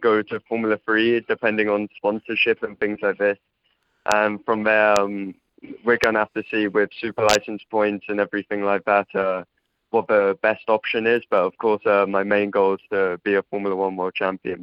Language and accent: English; England, United Kingdom; also born or lived in Poland; I had a lot of my growing up in England